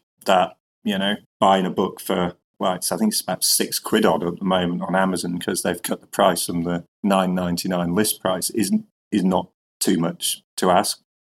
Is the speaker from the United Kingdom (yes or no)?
yes; Northern England, United Kingdom; he was under the misapprehension, obviously, quite logically, that I was Scottish, even though I'm Northern English.